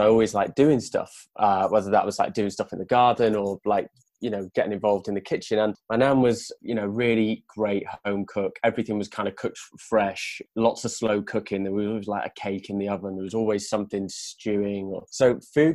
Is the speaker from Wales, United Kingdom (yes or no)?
yes; Wales, United Kingdom; now in London, United Kingdom; I grew up in Wales